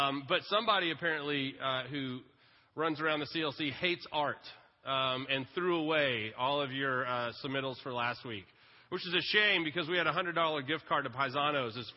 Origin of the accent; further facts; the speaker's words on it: Lake Travis, Texas, United States; I grew up water skiing on Lake Travis